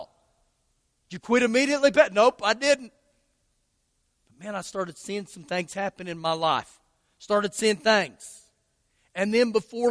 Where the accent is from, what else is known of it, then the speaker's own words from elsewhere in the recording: Lubbock, Texas, United States; I'm from Lubbock